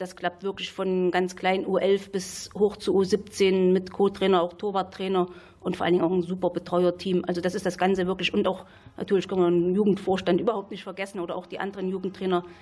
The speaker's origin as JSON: {"language": "German", "region": "Saxony", "country": "Germany", "tie": "born or raised there", "said": "Aber groß geworden bin ich ja in Sachsen im Erzgebirge, hört man vielleicht auch noch. Und habe da auch von klein auf Fußball gespielt."}